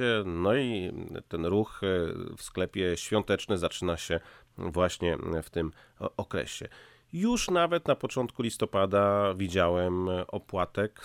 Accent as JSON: {"language": "Polish", "town": "Szczecin", "region": "West Pomeranian Voivodeship", "country": "Poland", "moved": "as an adult", "lives_now": "United States", "said": "my pochodzimy ze Szczecina"}